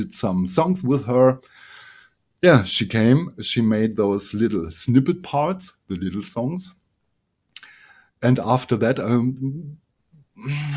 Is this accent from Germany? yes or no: yes; Germany; here in my hometown